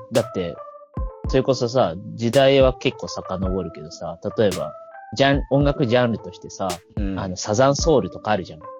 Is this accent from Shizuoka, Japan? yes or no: yes; rural Shizuoka, Japan; moved away as an adult; now in Tokyo, Japan; 静岡の田舎なんだけど